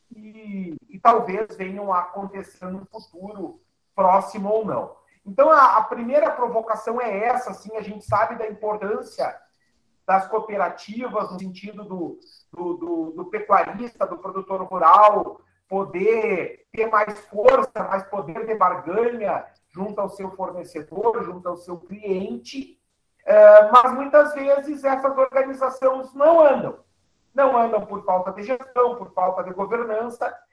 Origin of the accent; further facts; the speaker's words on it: Cachoeira do Sul, Rio Grande do Sul, Brazil; a Copec de Cachoeira do Sul, minha cidade natal